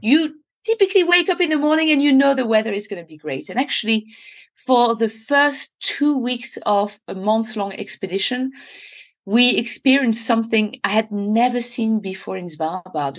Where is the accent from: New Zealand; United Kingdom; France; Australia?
France; I was literally born in it, and I remember spending my entire childhood just hiking, climbing, mountaineering